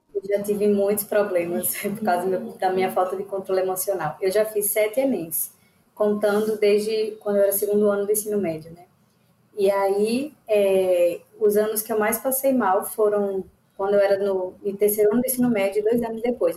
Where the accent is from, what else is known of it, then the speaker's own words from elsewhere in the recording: Aracaju, Sergipe, Brazil; sou de Aracaju, Sergipe.